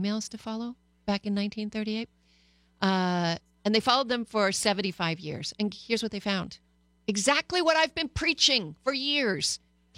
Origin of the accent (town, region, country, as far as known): Canada